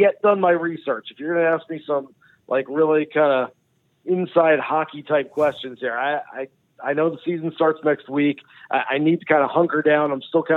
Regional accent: Long Island, New York, United States; I grew up on Long Island

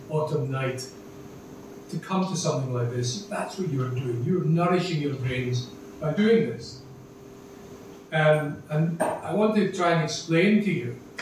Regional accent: Glasgow, Scotland, United Kingdom; now in Dublin, Ireland; when I was growing up in Glasgow in the 50s as a young boy and 60s

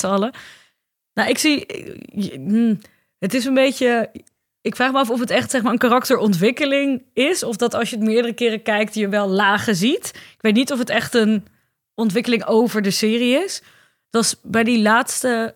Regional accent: Ermelo, Gelderland, Netherlands; ik ben opgegroeid in Ermelo, dat ligt op de Bijbelbelt

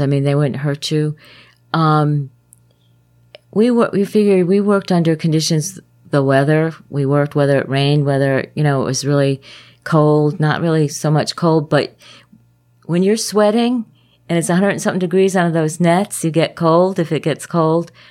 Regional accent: Glastonbury, Connecticut, United States; now in Lakeland, Florida, United States; I was raised in Glastonbury

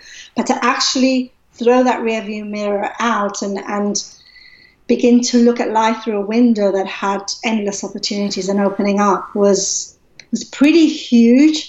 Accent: Gibraltar; moved away; I'm originally from Gibraltar

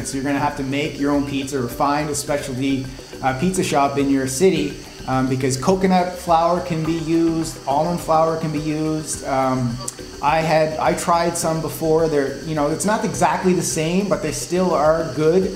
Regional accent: Halifax, Nova Scotia, Canada; accent: Nova Scotian; moved away; I'm a proud Maritime Canadian. So if you don't know what the Maritimes are, it's East Coast provinces in Canada. So I'm originally from Halifax, Nova Scotia. And so I guess you could say my accent was Nova Scotian

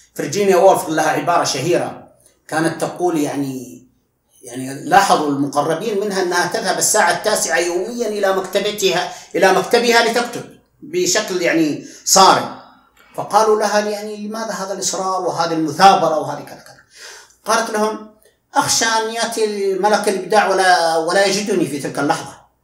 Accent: Al Hada, Makkah Province, Saudi Arabia; أنا من مواليد 1381 هجري وفي قرية وفي يعني وفي الهدى بالقرب من الطائف

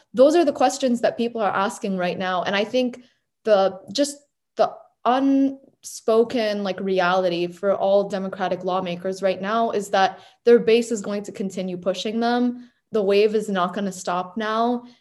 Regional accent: Portsmouth, New Hampshire, United States; here in my hometown of Portsmouth

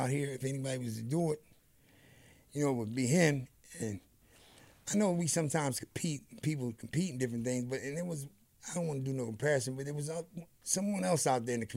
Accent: New Jersey, United States; I'm over here from Jersey

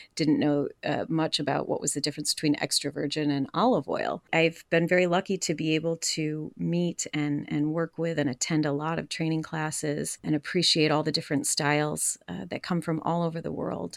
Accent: Rome, New York, United States; I am from Rome, New York.

